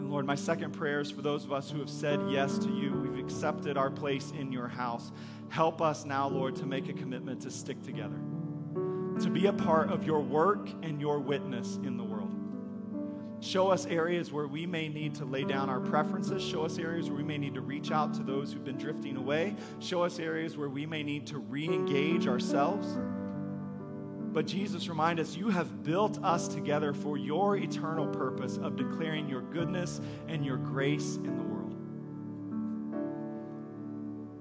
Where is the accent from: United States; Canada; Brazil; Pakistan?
United States; as Americans